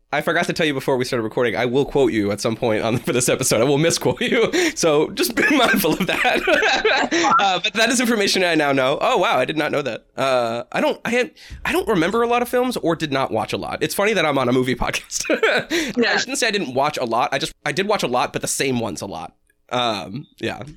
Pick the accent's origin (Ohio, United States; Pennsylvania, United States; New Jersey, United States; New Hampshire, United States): New Hampshire, United States; We're from New Hampshire